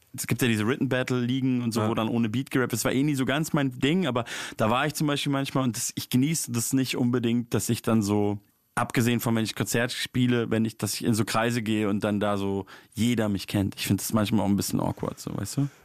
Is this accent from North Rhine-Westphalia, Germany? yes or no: no; Munich, Bavaria, Germany; wo ich herkomme, so, also Münchner Hip-Hop-Szene ist ja auf jeden Fall eine ganz andere Welt als Berliner Hip-Hop-Szene